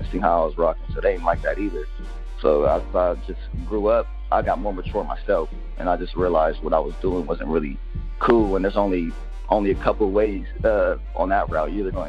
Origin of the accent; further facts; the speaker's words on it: Ohio, United States; also born or lived in Orlando, Florida / Columbus, Ohio; I was born in Columbus, Ohio, but I was raised in Orlando, Florida. And I moved back to Ohio when I was 7 or 8 around the time my dad passed away. And I lived here ever since